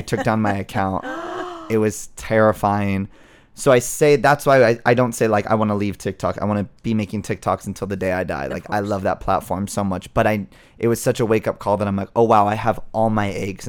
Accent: Scottsdale, Arizona, United States; So I'm from Scottsdale originally.

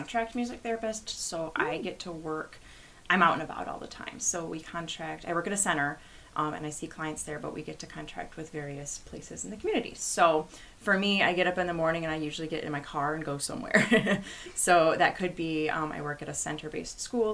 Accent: Flushing, Michigan, United States; moved away as an adult; also born or lived in Florida / Virginia; I'm from Michigan. I was born and raised in Flushing, which is near Flint on the other side of the state

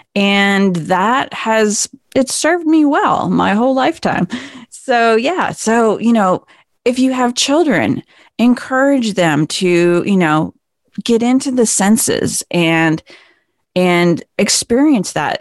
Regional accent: Vermont, United States; I grew up in Vermont

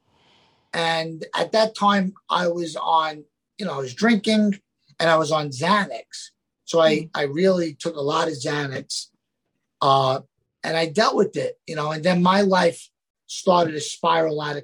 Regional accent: New York City, New York, United States; accent: New Yorker; I grew up in an Italian Catholic family in the Bronx

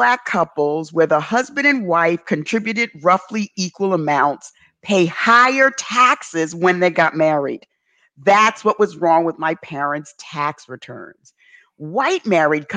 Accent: New York City, New York, United States; Growing up in the South Bronx

